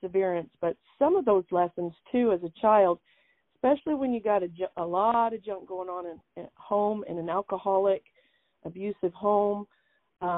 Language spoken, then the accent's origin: English; Bosque Farms, New Mexico, United States; I'm originally from Bosque Farms, New Mexico